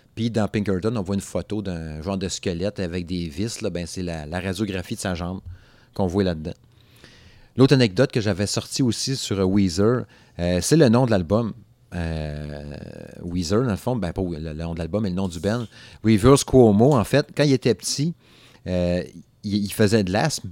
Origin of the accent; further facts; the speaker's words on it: Alma, Quebec, Canada; Dans mon patelin, euh, dans mon patelin euh, d'enfance. En fait, j'étais du Saguenay, là, Alma, c'est au lac Saint-Jean